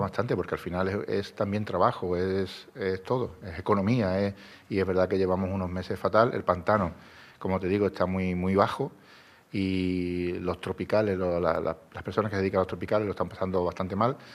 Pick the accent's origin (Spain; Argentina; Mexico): Spain; Andalusia; si somos andaluces, yo creo que cuando venimos de vuelta de ambos sitios, somos más andaluces aún